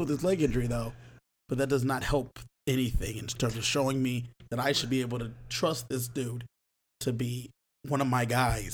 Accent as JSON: {"language": "English", "town": "Los Angeles", "region": "California", "country": "United States", "tie": "born or raised there", "said": "my hometown of Los Angeles."}